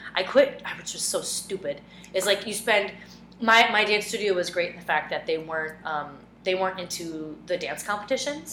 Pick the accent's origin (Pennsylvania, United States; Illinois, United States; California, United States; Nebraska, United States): Nebraska, United States; Omaha; moved away as an adult; now in New York, United States; I am from the Midwest. I'm from the Heartland. I'm from Omaha, Nebraska